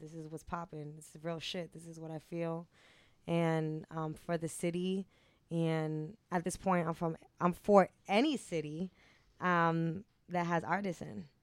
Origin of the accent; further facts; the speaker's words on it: Cambridge, Massachusetts, United States; I'm from Cambridge.